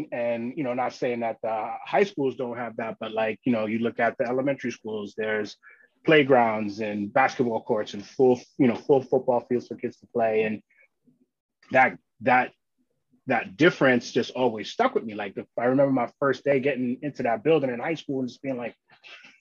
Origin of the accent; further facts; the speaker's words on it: New York City, New York, United States; also born or lived in Long Island, New York / Boston, Massachusetts; I grew up in Queens, and then we moved to Long Island for high school